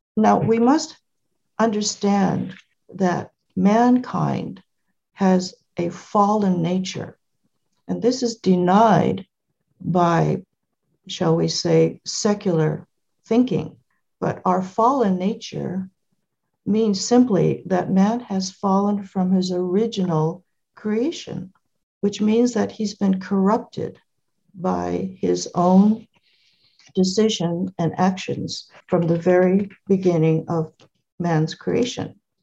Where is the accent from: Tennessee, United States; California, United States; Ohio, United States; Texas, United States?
California, United States; I was born in California